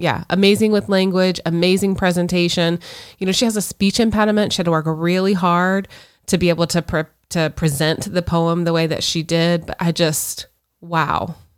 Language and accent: English; Florida, United States; both born and raised in Florida